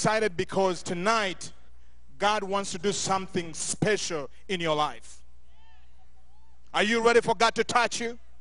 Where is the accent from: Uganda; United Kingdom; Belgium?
Uganda; now in Montrose, United States; growing up in Uganda, going through wars after wars